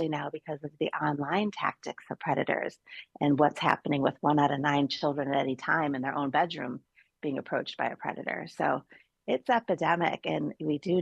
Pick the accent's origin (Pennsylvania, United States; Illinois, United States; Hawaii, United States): Illinois, United States; Chicago; moved away as an adult; now in Florida, United States; I'm from Chicago